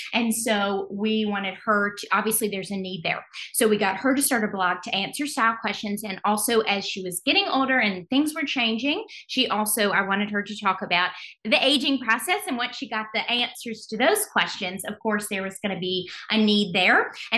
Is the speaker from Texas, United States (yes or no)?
no; Alabama, United States; now in New York City, United States; We're from Alabama, but we live in New York City now.